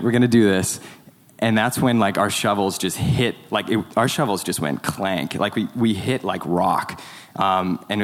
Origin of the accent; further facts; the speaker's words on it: Canada; I'm not an American citizen. I'm a Canadian citizen.